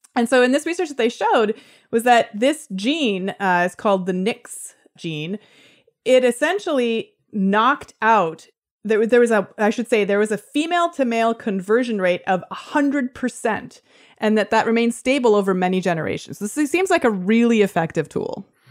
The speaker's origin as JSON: {"language": "English", "town": "Toronto", "region": "Ontario", "country": "Canada", "tie": "born or raised there", "moved": "yes", "lives_now": "San Francisco, United States", "said": "my hometown of Toronto"}